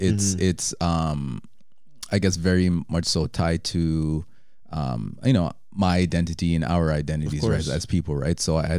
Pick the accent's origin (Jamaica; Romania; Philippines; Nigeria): Jamaica; moved away; we're Jamaican. Mm-hmm. I was born there. My brother wasn't, but you know, our parents are, you know, pretty Jamaican.